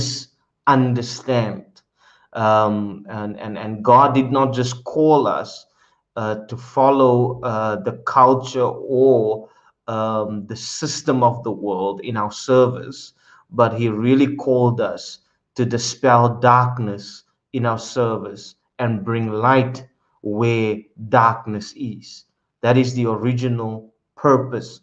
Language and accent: English; South Africa; now in Netherlands; my original nation where I come from, my place of birth, is South Africa